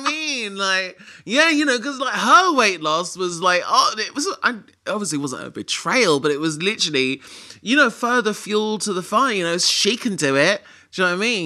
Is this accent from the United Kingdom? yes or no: yes; London, United Kingdom; being a Londoner